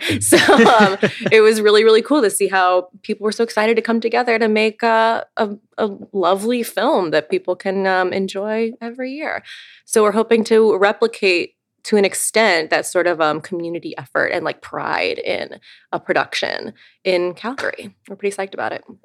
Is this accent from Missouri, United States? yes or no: yes; Eureka, Missouri, United States; I grew up outside of St. Louis in a small town called Eureka, Missouri